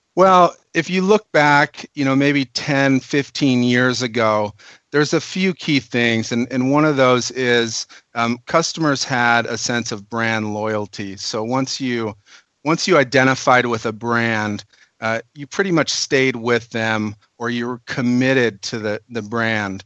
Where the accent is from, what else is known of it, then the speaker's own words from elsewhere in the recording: Minnesota, United States; moved away as an adult; now in California, United States; I'm actually a Minnesotan